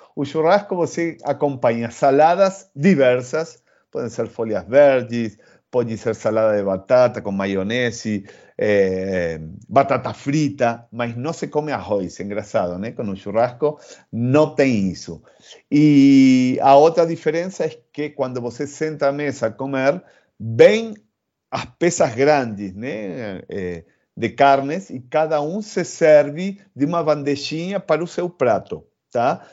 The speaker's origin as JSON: {"language": "Portuguese", "country": "Argentina", "also_born_or_lived": "Rio de Janeiro, Brazil", "accent": "Argentine", "second_language": "Portuguese", "moved": "as an adult", "lives_now": "São Paulo, Brazil", "said": "como, como argentino"}